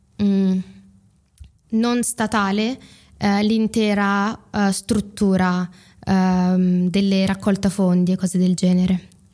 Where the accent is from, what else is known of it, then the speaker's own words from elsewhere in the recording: Italy; come me, sono cresciute in Italia, hanno fatto tutte le scuole in Italia, parlano in italiano